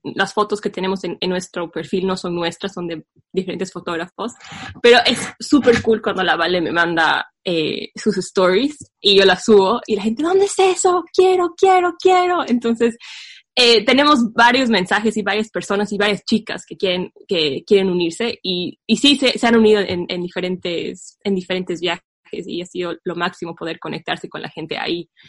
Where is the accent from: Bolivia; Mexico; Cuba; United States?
Bolivia; La Paz; nuestra hermosa ciudad